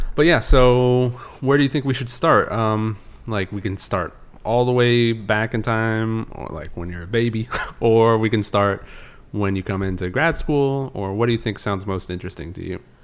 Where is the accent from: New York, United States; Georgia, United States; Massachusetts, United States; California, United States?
California, United States; I grew up in California